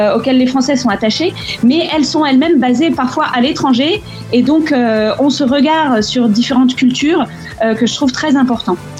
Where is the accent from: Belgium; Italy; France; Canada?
France; moved away; en tant que Français à l'étranger, en fait, de la famille en France